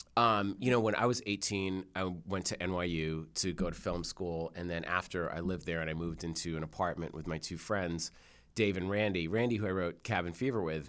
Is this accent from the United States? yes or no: yes; Newton, Massachusetts, United States; I grew up in Newton in Jewish